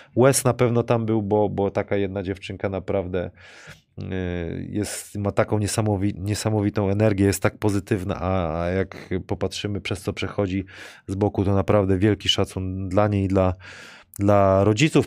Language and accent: Polish; Wrocław, Lower Silesian Voivodeship, Poland; jako tutaj rodowity wrocławianie